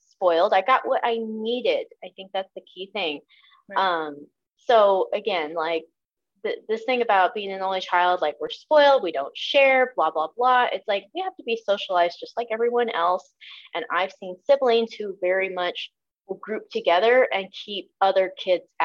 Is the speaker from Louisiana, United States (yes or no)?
no; Southern Illinois, United States; I grew up in Southern Illinois.